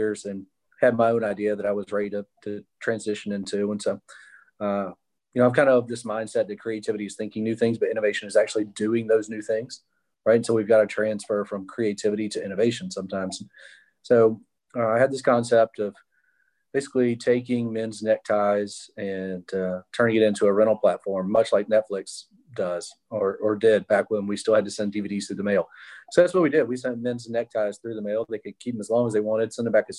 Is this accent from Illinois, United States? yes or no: no; Mobile, Alabama, United States; I was born here in Mobile and grew up in the public school system